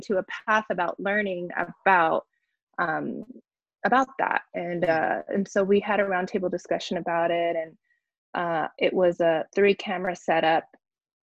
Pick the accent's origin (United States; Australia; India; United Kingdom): United States; Barstow, California; now in Los Angeles, United States; I'm based in LA area, but I'm from Barstow, California, which is like a very small desert town on the way to Vegas